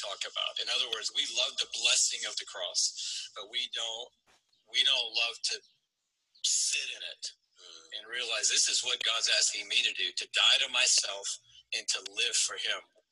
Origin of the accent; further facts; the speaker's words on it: Atlanta, Georgia, United States; grow up in Atlanta.